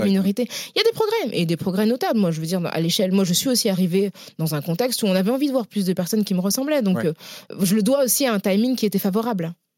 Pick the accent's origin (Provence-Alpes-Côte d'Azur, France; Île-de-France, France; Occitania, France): Île-de-France, France; Paris; also born or lived in La Courneuve; je suis née euh, à Paris euh, de parents qui venaient du Sénégal, donc qui ont immigré dans les années 70. Hmm. J'ai grandi dans des quartiers populaires, donc dans l'Est parisien et puis à la Courneuve